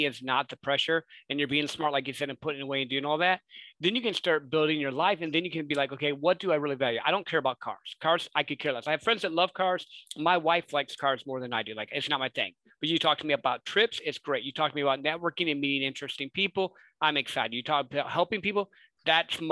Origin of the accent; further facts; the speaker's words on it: Midwest, United States; I grew up in the Midwest